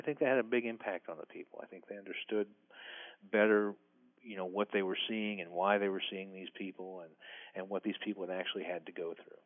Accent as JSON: {"language": "English", "region": "Midwest", "country": "United States", "tie": "born or raised there", "said": "I grew up in the Midwest"}